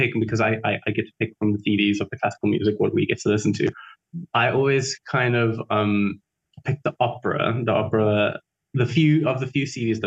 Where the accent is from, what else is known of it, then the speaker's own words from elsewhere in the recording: Free State, South Africa; moved away as an adult; also born or lived in Mossel Bay, Western Cape / Bloemfontein / Wepener / Zastron; now in Cape Town, South Africa; I was actually born in Mossel Bay. But for the most part, I grew up in the Free State